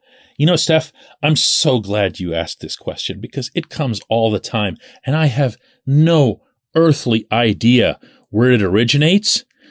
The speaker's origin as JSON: {"language": "English", "town": "Pittsburgh", "region": "Pennsylvania", "country": "United States", "tie": "born or raised there", "said": "I'm born and raised in Pittsburgh. I'm born and raised into the Pittsburgh media."}